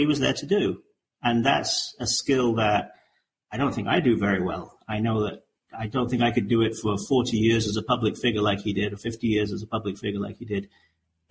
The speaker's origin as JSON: {"language": "English", "region": "England", "country": "United Kingdom", "said": "I'm an English guy"}